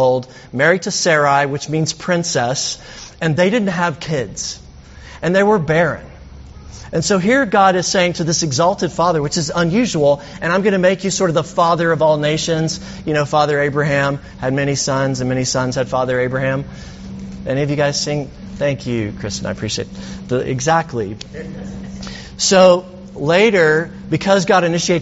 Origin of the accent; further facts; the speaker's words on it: Alabama, United States; I'm from Alabama